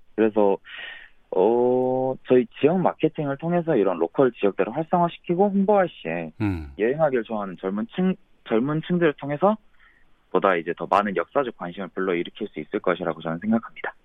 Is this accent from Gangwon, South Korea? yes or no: no; Gwangju, South Korea; 저는 광주광역시에서 태어나 자라가서